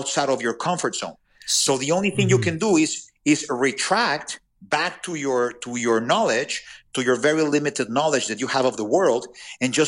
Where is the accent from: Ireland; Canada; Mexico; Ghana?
Mexico; English is a second language; I'm from Mexico or that I speak with an accent